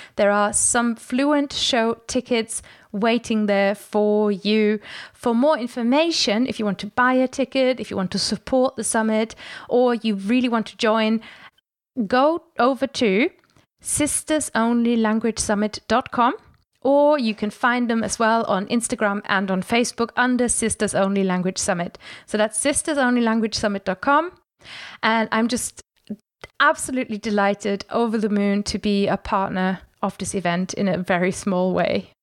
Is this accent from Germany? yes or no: yes; near Bernkastel on the Moselle, Rhineland-Palatinate, Germany; English is a second language; moved away as an adult; now in England; I learned English in, you know, in my small town. I, I'm from really near Bancaster on, on a moselle, which is really touristy.